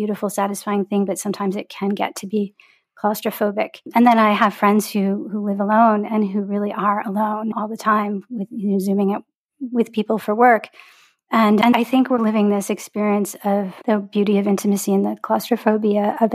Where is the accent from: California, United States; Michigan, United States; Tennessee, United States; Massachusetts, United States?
Michigan, United States; Detroit; a girl growing up in Detroit, where I grew up